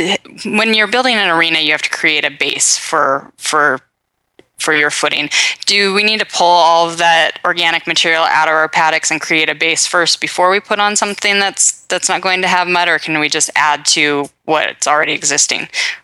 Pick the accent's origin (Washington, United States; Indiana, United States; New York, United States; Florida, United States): Washington, United States; Puget Sound; I grew up on the Puget Sound.